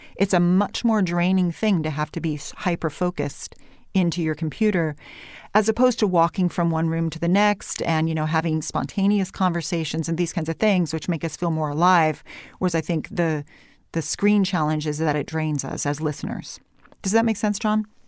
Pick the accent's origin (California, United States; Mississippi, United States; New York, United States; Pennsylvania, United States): California, United States; I came back to California, and after a while, I thought, you know what, this is my accent. I'm going to have some vocal fry. I am going to have rising intonation, which in the corporate world we call uptalk, mm-hmm. because that's where I'm from